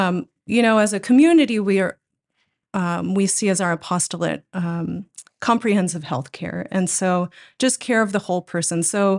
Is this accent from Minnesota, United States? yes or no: yes; Austin, Minnesota, United States; accent: Minnesota; In Austin, Minnesota. Oh. Well, I was born in Rochester, I guess, but southeastern Minnesota.